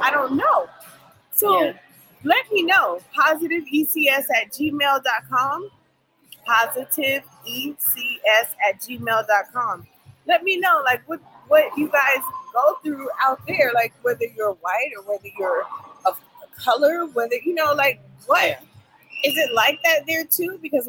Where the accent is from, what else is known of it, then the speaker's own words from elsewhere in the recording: California, United States; now in Virginia, United States; I grew up in California, and there weren't too many African-Americans in that community.